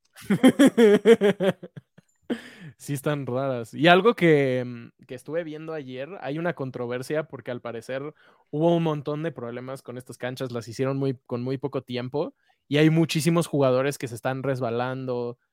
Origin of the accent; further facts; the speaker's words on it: Mexico; somos mexicanos